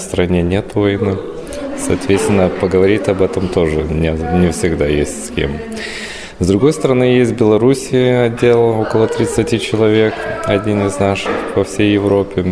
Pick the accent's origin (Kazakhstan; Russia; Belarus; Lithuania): Lithuania; как литовец